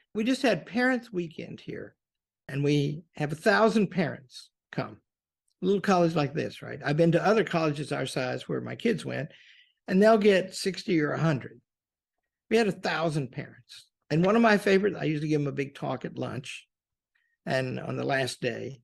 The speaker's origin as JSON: {"language": "English", "town": "Pocahontas", "region": "Arkansas", "country": "United States", "tie": "born or raised there", "said": "I grew up in Pocahontas, Arkansas."}